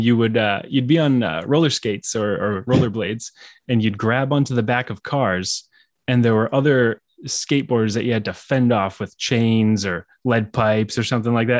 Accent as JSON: {"language": "English", "town": "Manchester", "region": "New Hampshire", "country": "United States", "tie": "born or raised there", "moved": "as an adult", "lives_now": "Massachusetts, United States", "said": "I grew up in Manchester, New Hampshire, uh, so I haven't traveled too far."}